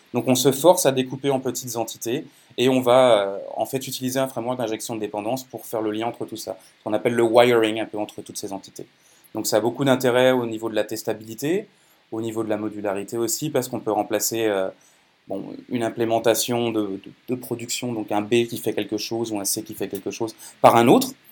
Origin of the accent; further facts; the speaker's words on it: France; moved away; also born or lived in Quebec; Je suis né en France, euh, j'ai passé pas mal de temps au Québec et maintenant je suis franco-canadien